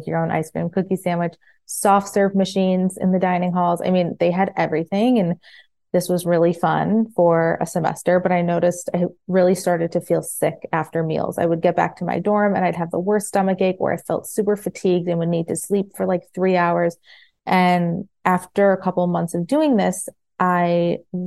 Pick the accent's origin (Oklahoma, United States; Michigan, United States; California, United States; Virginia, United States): Michigan, United States; Farmington; moved away as an adult; also born or lived in New Jersey; now in Florida, United States; I grew up in Michigan in like right outside Detroit in Farmington, and grew up there. I was born in New Jersey, was raised in Michigan